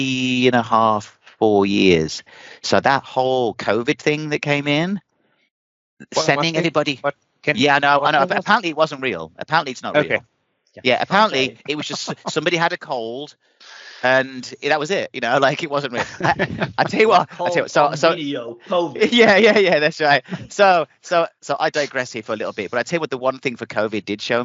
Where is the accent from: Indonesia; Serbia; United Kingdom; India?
United Kingdom; England; moved away as an adult; also born or lived in London; now in United States; I came from England